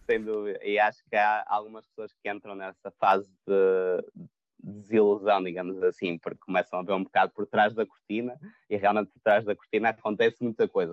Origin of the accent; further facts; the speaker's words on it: Portugal; moved away as an adult; also born or lived in Porto / Lisbon; now in London, United Kingdom; Portugal eh, é o nosso país, será sempre a nossa casa